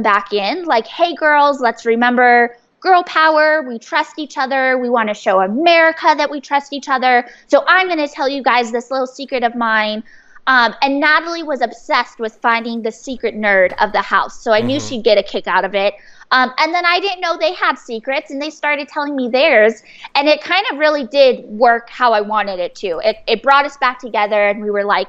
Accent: San Diego, California, United States; I'm from San Diego. I grew up there

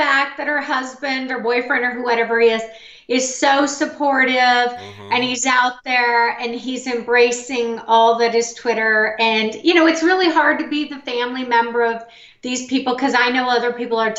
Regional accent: Missouri, United States; Bailey's from my home state, Missouri.

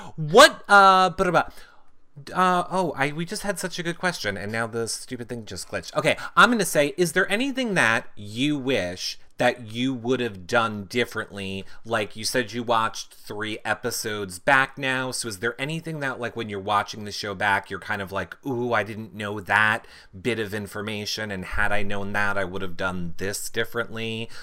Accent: United States; as an American

